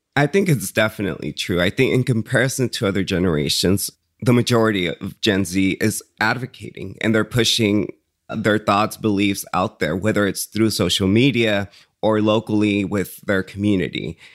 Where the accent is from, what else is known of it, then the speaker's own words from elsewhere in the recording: Woodland, California, United States; English is a second language; also born or lived in Jalisco, Mexico / San Francisco; I grew up in Woodland, California